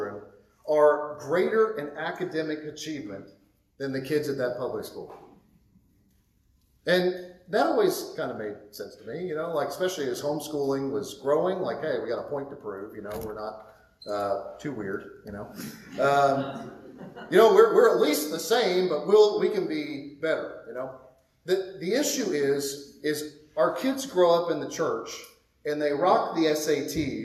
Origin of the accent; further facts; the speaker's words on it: Midwest, United States; moved away; in the Midwest, my parents' generation, most of them were in factories